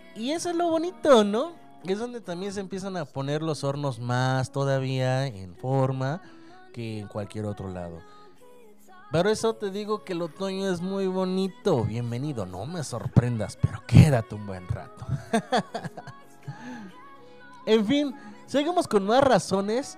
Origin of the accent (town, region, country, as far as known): Mexico